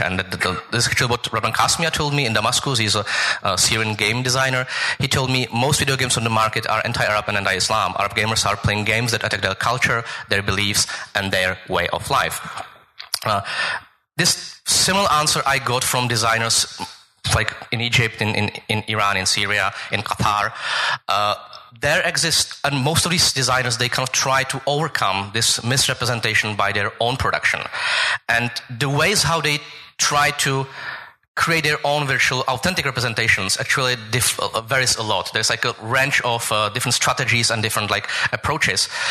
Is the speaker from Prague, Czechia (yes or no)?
yes; Prague, Czechia; I'm from Prague